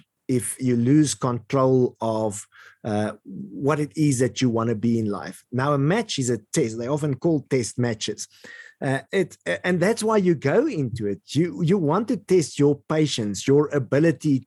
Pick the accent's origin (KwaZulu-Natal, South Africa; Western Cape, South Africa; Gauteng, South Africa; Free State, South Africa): Free State, South Africa; Eastern; where I grew up in the Eastern Free State part of South Africa